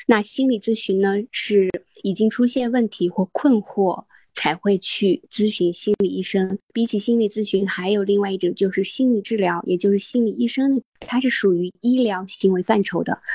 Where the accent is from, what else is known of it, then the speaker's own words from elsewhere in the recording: Qinghai, China; 我从小是在青海长大，接触雪山、草原、沙漠这些大自然会比较多